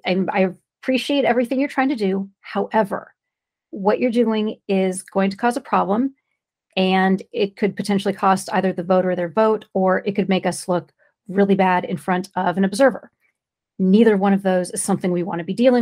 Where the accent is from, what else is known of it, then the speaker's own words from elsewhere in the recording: California, United States; I'm from California.